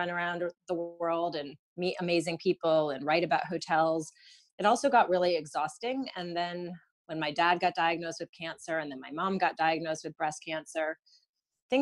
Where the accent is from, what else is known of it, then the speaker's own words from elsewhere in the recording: Rochester, New York, United States; I grew up in Rochester